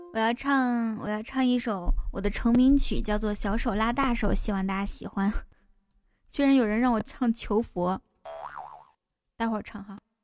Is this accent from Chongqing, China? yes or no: no; Kaifeng, Henan, China; 开封哦，开封。哎，巧了，我也是开封的